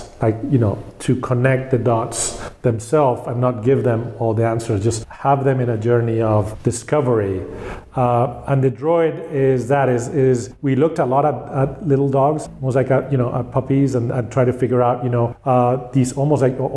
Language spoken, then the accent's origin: English; Spain; I grew up in Spain